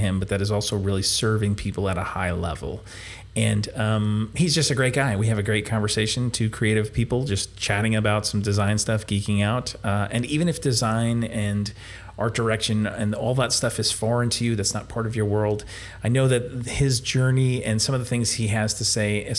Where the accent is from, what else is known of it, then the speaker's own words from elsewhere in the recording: New Jersey, United States; we're both from New Jersey